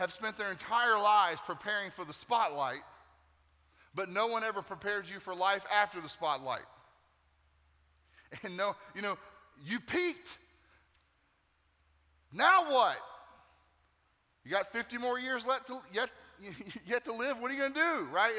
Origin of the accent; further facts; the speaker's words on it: Nashville, Tennessee, United States; now in Tampa, United States; I'm originally from Nashville, Tennessee